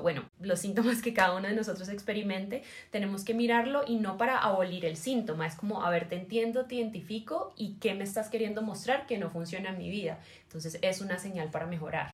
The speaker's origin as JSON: {"language": "Spanish", "town": "Cali", "region": "Valle del Cauca", "country": "Colombia", "said": "soy caleña"}